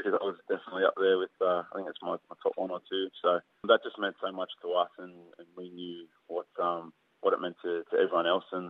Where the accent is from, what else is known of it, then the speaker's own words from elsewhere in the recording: Sydney, New South Wales, Australia; Well, I was born in Paddington, which is sort of a stone's throw away from where Roosters are based, at Allianz Stadium there. Mum's from Victoria in Australia. Dad's from Tawa in Fiji